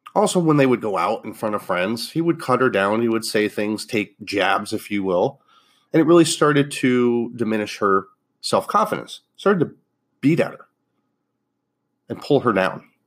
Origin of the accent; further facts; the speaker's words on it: Northeast, United States; moved away; also born or lived in Fort Lauderdale, Florida; I grew up in the Northeast